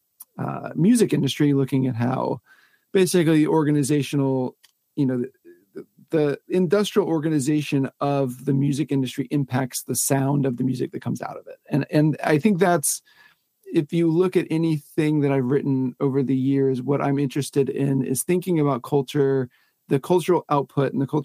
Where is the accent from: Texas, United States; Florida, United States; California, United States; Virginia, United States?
Florida, United States; Pensacola; I grew up in Pensacola, Florida, which is kind of nowhere in that it's a semi-small town